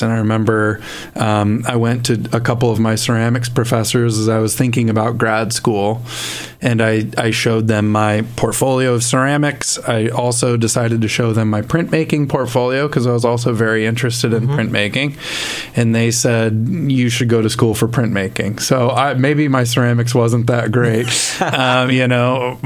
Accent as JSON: {"language": "English", "region": "East Coast", "country": "United States", "moved": "as an adult", "lives_now": "Midwest, United States", "said": "I'm from the East Coast originally. I'm not a Midwesterner, but have enjoyed the Midwest for the last, 13 years or so that I've lived here."}